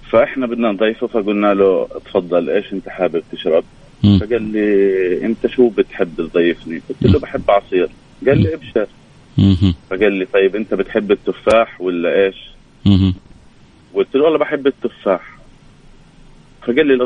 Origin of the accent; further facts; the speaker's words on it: Jordan; آه، من الاردن